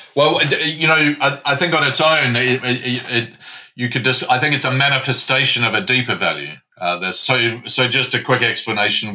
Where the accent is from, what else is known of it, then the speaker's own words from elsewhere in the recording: New Zealand; moved away as an adult; now in London, United Kingdom; I'm a Kiwi. I'm a boy from Aotearoa, the land of the long white cloud.